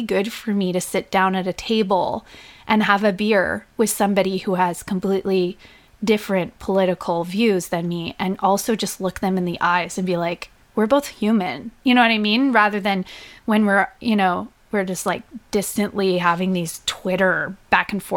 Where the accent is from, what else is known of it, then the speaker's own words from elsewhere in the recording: Whitby, Ontario, Canada; I grew up in Whitby, Ontario, which is just east of Toronto.